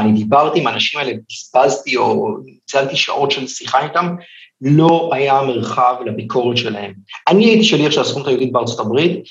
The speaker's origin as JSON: {"language": "Hebrew", "country": "Israel", "said": "אני בתור ישראלי"}